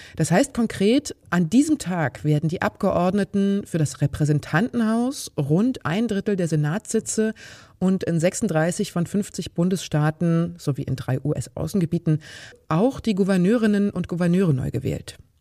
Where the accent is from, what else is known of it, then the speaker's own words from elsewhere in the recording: Germany; bei uns in Deutschland